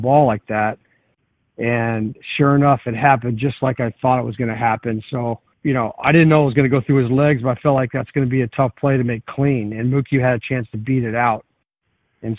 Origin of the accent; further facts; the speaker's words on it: Clearwater, Florida, United States; I grew up in Clearwater, Florida, which is a Phillies spring training town